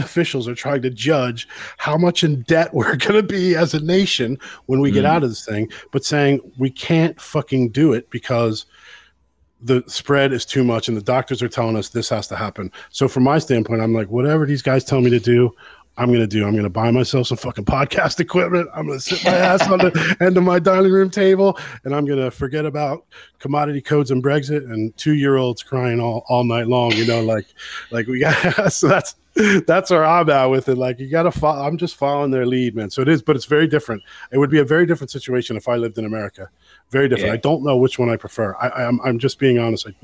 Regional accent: United States; moved away as an adult; now in Ireland; the American who lives in Ireland

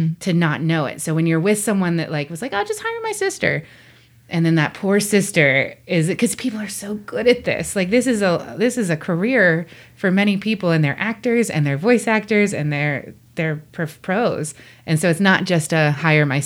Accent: Pittsburgh, Pennsylvania, United States; I grew up in Pittsburgh

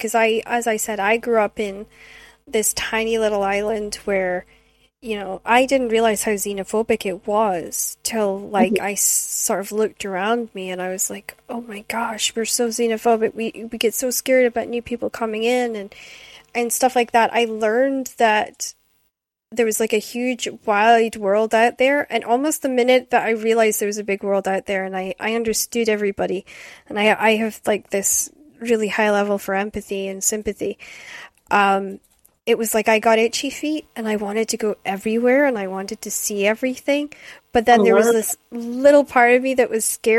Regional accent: Scotland, United Kingdom; also born or lived in Aberdeen / Shetland; growing up in Scotland

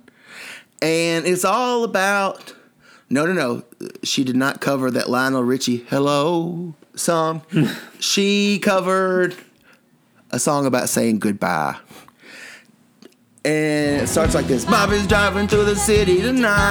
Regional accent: New York, United States; this is my hometown

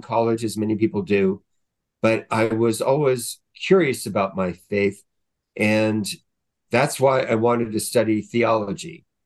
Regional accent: Southern California, United States; I grew up in Southern California

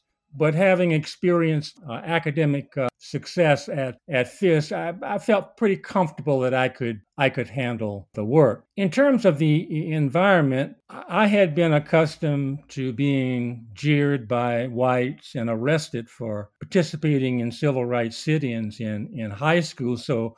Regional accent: Orangeburg, South Carolina, United States; I'm from Orangeburg.

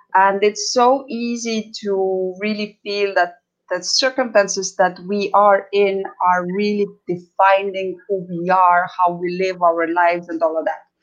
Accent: Estonia; now in Los Cabos, Mexico; I am from Estonia, which is previous Soviet com- uh, Soviet Union country.

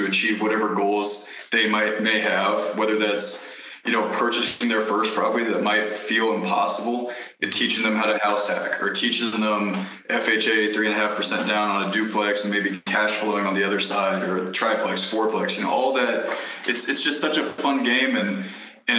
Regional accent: Kansas City, United States; moved away; I'm from Kansas City

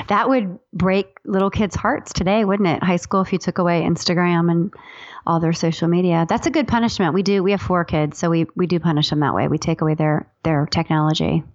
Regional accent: Ohio, United States; I'm from Ohio

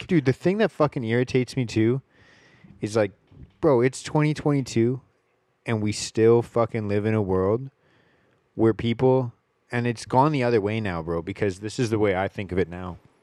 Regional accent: Richmond, British Columbia, Canada; I grew up here in Richmond

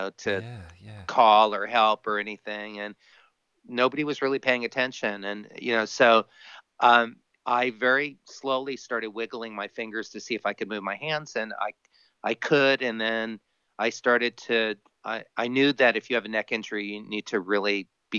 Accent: Miami, Florida, United States; now in California, United States; I grew up on a bicycle, growing up in Miami

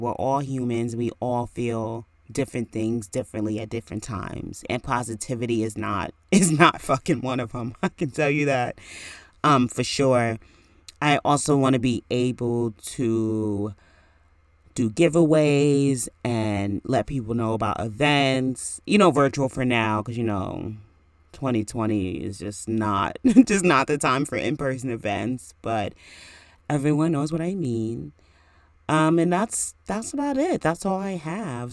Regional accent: New York, United States; now in New Jersey, United States; I am from New York, and I'm currently in New Jersey now

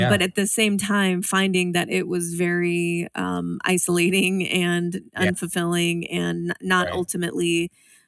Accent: Spokane, Washington, United States; also born or lived in Seattle; I actually moved back home to my hometown, Spokane, Washington

